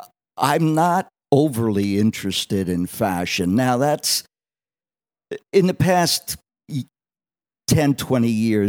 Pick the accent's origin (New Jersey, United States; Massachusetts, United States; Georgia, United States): New Jersey, United States; Wildwood; Well, I was born and bread and buttered, as they say, in a resort town at the southern end of New Jersey called Wildwood.